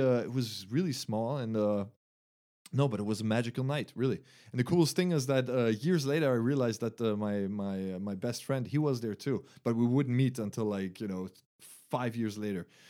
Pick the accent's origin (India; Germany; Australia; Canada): Germany; English is a second language; moved away; from Germany. Uh, I was born there, but my mom is uh, French. So I went to a French school there. Uh, I grew up bilingual